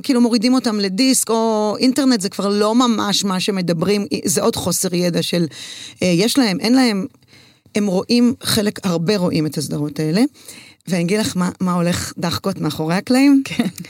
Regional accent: Herzliya, Tel Aviv District, Israel; also born or lived in Jerusalem / London, United Kingdom; אני גדלתי בהרצליה, בבית ספר חילוני

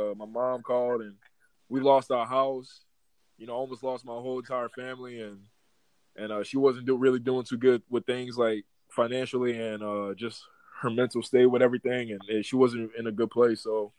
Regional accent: Destrehan, Louisiana, United States; moved away as an adult; also born or lived in Utah; So I'm originally from New Orleans, Louisiana, from actually it's Destrehan, 20 minutes outside of New Orleans, the New Orleans area. Graduated from Destrehan High School.

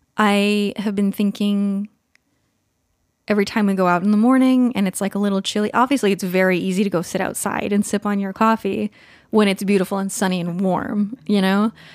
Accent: California, United States; now in Pacific Northwest, United States; I grew up in California

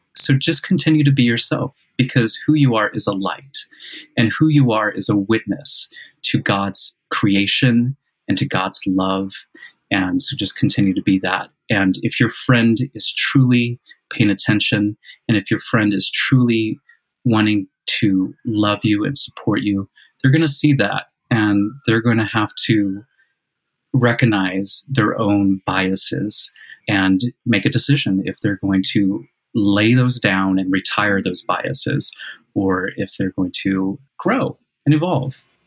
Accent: Illinois, United States; I'm from Illinois.

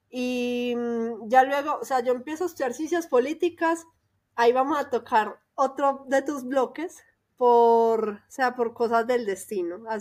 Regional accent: Medellín, Antioquia, Colombia; moved away as an adult; now in Mexico City, Mexico; ella también es de Medellín y ella vivía en un barrio que es vecino de mi barrio.

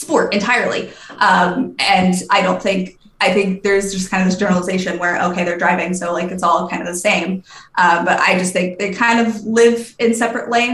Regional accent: Raleigh, North Carolina, United States; I'm from Raleigh

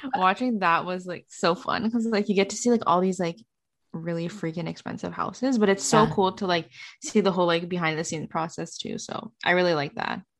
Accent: Canada; work and make money in the states as a Canadian

